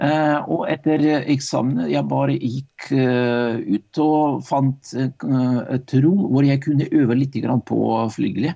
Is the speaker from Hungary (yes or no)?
no; Arkhangelsk, Arkhangelsk Oblast, Russia; Norwegian is a second language; moved away as an adult; also born or lived in Meløy, Norway; now in Drammen, Norway; Jeg ble født i 1960, og det var Russland. En by som ligger langt i nord i Russland, som heter Arkangelsk.